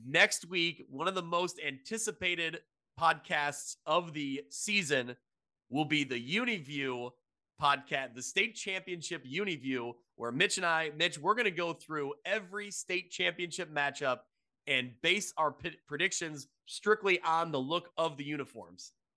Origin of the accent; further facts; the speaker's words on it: United States; I'm from the Quad Cities area.